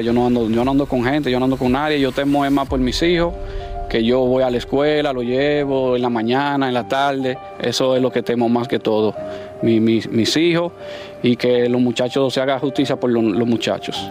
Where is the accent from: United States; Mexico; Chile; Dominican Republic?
Dominican Republic